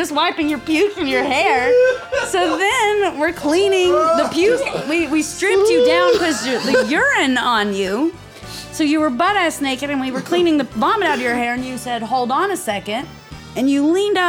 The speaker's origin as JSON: {"language": "English", "region": "Tennessee", "country": "United States", "said": "I'm from Tennessee"}